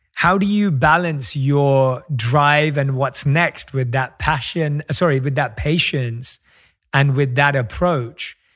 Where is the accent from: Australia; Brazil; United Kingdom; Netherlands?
United Kingdom; London; born or raised there; moved away